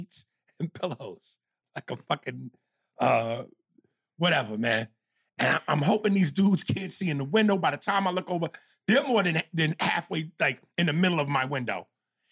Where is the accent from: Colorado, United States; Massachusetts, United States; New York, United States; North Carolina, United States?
New York, United States; moved away; I'm from New York